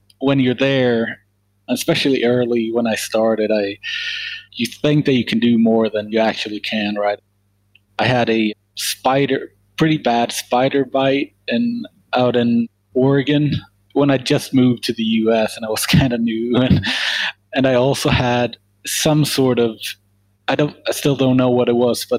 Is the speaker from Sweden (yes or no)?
yes; Sweden; moved away as an adult; now in United States; I'm from Sweden originally.